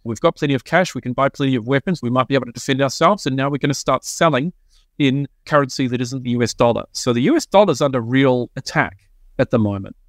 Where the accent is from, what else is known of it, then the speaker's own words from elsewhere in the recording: New Zealand; now in Australia; I'm a Kiwi